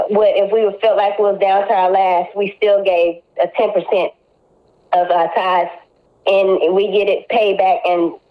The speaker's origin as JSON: {"language": "English", "town": "Corsicana", "region": "Texas", "country": "United States", "tie": "born or raised there", "also_born_or_lived": "Houston", "said": "to come from Corsicana, that's like my home. I love Corsicana."}